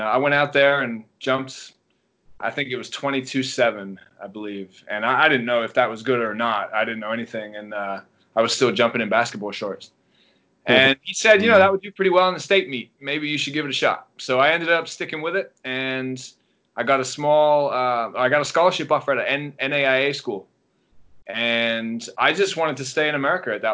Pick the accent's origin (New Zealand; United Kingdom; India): United Kingdom; England; moved away as an adult; now in Los Angeles, United States; I'm from England originally, if you didn't guess with the accent. Some people think I'm from South Africa, but I'm not. Or Australia. I'm from England. I was there till I was about 18, and then I came over to the States